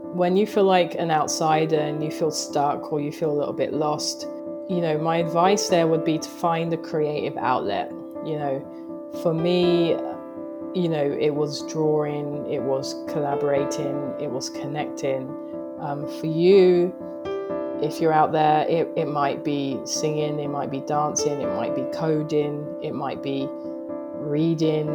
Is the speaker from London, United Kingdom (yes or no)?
yes; London, United Kingdom; moved away as an adult; also born or lived in Greenwich, London / Japan; now in New York, United States; I grew up in Thamesmead. Thamesmead is in Southeast London